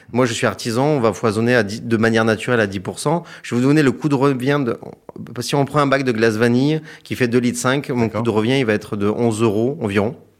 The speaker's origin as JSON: {"language": "French", "town": "Hyères", "region": "Provence-Alpes-Côte d'Azur", "country": "France", "tie": "born or raised there", "moved": "yes", "said": "je suis originaire de Hier dans le Var."}